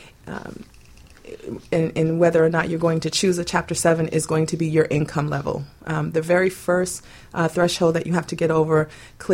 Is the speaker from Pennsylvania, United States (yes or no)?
no; Boynton Beach, Florida, United States; moved away as an adult; also born or lived in Alaska; I was born and raised here in South Florida, also a little bit further up in Boynton Beach and Delray Beach